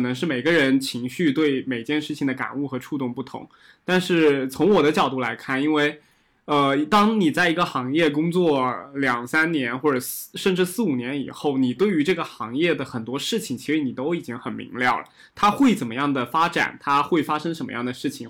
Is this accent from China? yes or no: yes; Nantong, Jiangsu, China; also born or lived in Fujian; 我小确实的时候这样是在，也是在江苏长大的嘛，然后我当时在南嗯。通